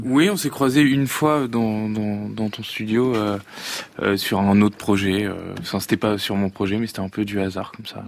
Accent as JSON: {"language": "French", "town": "Le Havre", "region": "Normandy", "country": "France", "tie": "born or raised there", "also_born_or_lived": "Paris", "moved": "yes", "said": "quand j'étais tout jeune au Havre"}